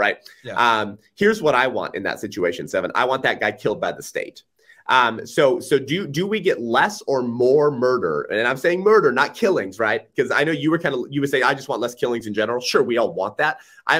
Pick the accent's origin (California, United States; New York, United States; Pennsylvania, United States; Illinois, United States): California, United States; I'm from California, so that's my point.